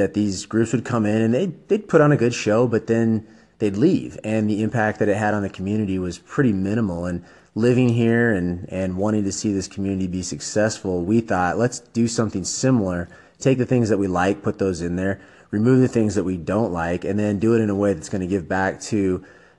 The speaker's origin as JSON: {"language": "English", "area": "Treasure Valley", "region": "Idaho", "country": "United States", "tie": "born or raised there", "said": "my dad was a varsity coach here in the Treasure Valley, and so my brother and I grew up in the gym together"}